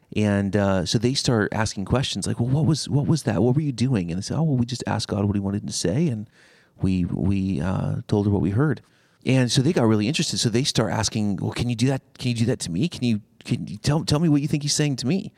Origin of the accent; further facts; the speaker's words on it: Seattle, Washington, United States; now in Cleveland, United States; I'm originally a, a West Coaster. I grew up in Seattle.